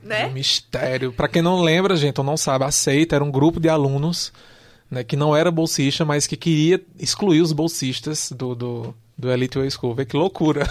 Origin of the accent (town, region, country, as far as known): Brazil